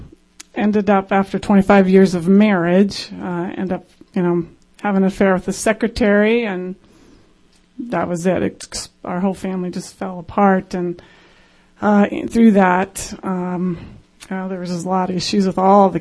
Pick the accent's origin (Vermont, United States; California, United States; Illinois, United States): California, United States; San Diego; moved away as an adult; now in Greece; San Diego girl.